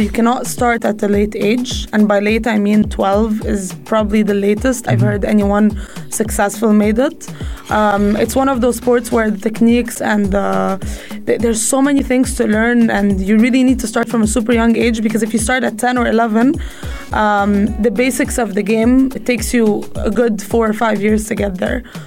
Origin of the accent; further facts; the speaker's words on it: Egypt; also born or lived in United States; now in United Arab Emirates; I grew up in Egypt, and squash in Egypt is dominating